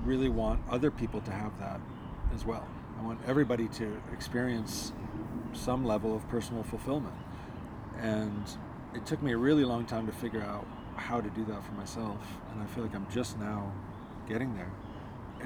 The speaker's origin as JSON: {"language": "English", "country": "United States", "said": "being an American"}